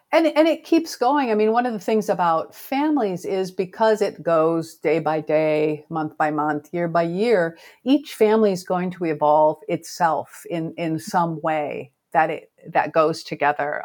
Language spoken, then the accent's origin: English; Oregon, United States; I grew up in Oregon